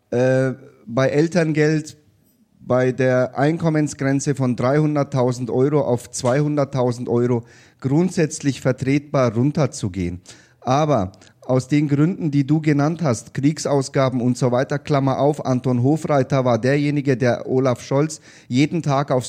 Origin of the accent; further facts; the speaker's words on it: Nuremberg, Bavaria, Germany; und ich würde mir wünschen, wenn in Nürnberg, das ist halt meine Heimatstadt, in anderen Städten ist es natürlich äh, genauso